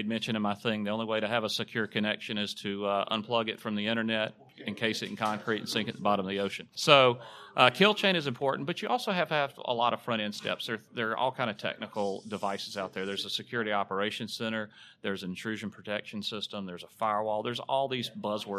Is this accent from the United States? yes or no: yes; Alabama, United States; I am from Alabama. My accent give it away.